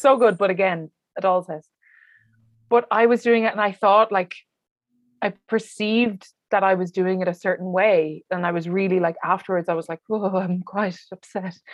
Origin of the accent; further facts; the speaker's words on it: Wexford, Leinster, Ireland; at the moment, I'm in Wexford, yes. uh, which is my hometown